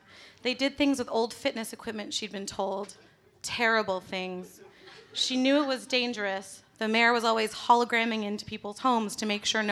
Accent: Canada; I'm from Canada, where Margaret Atwood is from

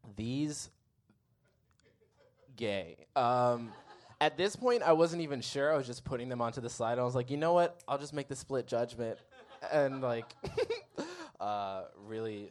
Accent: Midwest, United States; I'm from the Midwest

